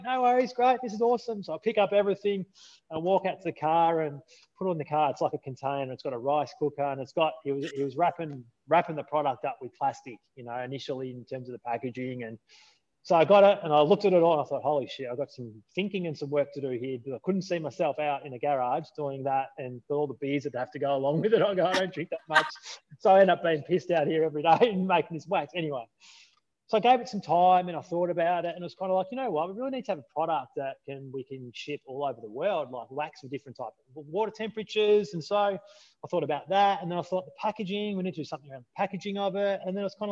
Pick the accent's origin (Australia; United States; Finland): Australia; Melbourne, Victoria; I was raised in the Melbourne suburbs